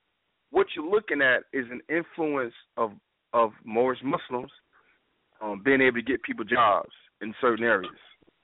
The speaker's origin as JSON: {"language": "English", "region": "the South", "country": "United States", "said": "I'm from the South."}